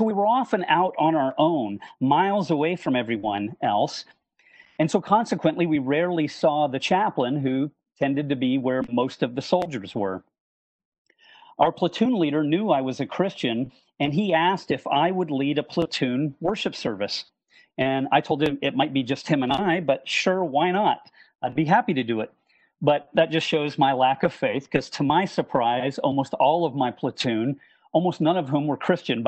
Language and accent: English; Hickory, North Carolina, United States; moved away as an adult; also born or lived in Montreal, Canada; now in Birmingham, United States; I grew up, at least from the fourth grade, in a small town in North Carolina in the foothills of the Appalachian Mountains, Hickory